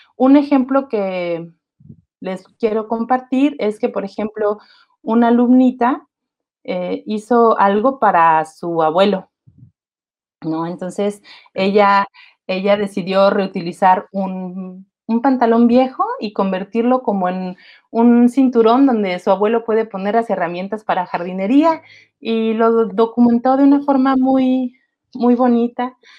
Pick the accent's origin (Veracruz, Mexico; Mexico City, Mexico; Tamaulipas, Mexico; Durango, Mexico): Mexico City, Mexico; moved away; also born or lived in Querétaro; yo soy de la Ciudad de México y mucho tiempo he vivido en Querétaro.